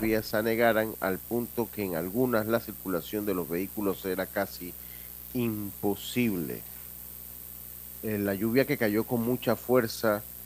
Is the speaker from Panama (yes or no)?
yes; Panama; nosotros pues como panameños